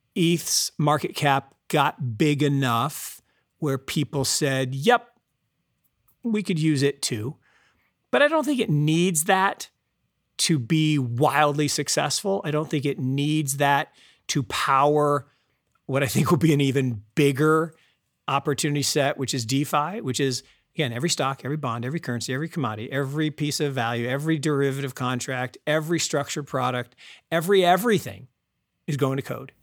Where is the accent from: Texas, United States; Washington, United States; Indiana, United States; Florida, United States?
Washington, United States; Seattle; I grew up in Seattle